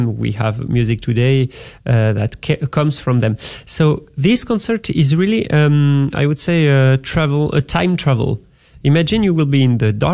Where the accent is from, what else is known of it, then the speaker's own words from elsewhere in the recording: France; English is a second language; moved away as an adult; now in Dallas, United States; I'm working in Dallas or in France